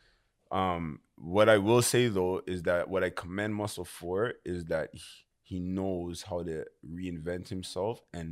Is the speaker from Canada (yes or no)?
yes; Scarborough, Ontario, Canada; I'm the Canadian guy from Scarborough.